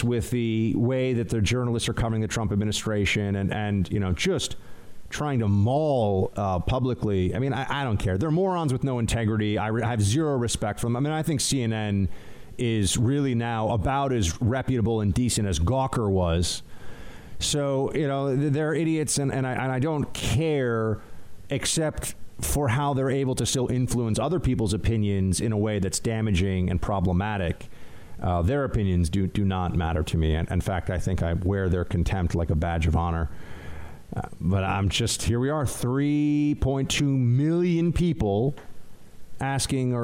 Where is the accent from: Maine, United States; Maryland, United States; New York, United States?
New York, United States; New York City; as a New Yorker, as an American